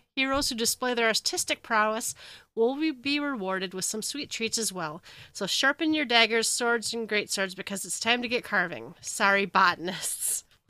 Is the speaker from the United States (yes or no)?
yes; Minnesota, United States; I'm from Minnesota